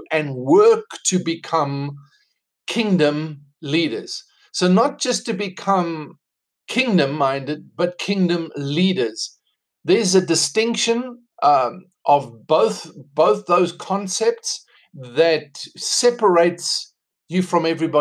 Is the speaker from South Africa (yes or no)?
yes; South Africa; accent: South African; moved away as an adult; now in United States; I'm South African. That's why I have this accent. I don't have American accent. Came to America 2 years ago